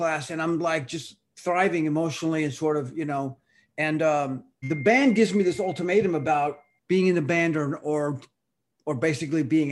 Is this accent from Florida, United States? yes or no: yes; Miami, Florida, United States; first language Spanish; English is a second language; also born or lived in Cuba; I came from Cuba when I was 2 and a half. I was probably maybe like close to 3 years old with my mother. We emigrated to Miami